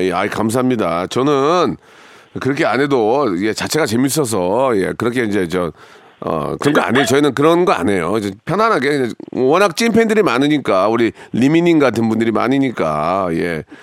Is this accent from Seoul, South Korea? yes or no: no; Gunsan, North Jeolla, South Korea; moved away; 섬이 많은 정말 살기 좋은 제 고향이긴 한데